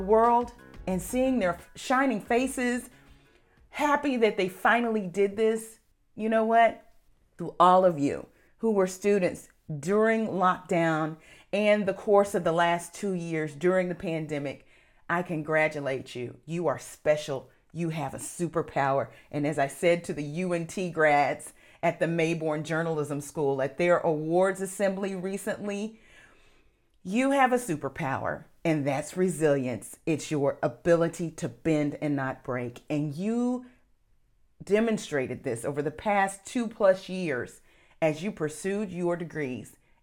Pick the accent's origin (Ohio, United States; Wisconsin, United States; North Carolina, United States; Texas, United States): Texas, United States; I'm from Texas